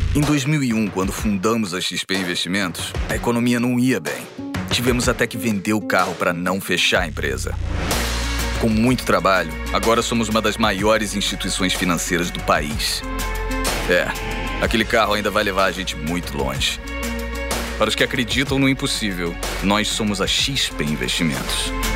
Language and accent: Portuguese; Bolivia; Portuguese is a second language; moved away as an adult; now in Brazil; nós saímos da Bolívia para ajudar as nossas famílias que ficaram na Bolívia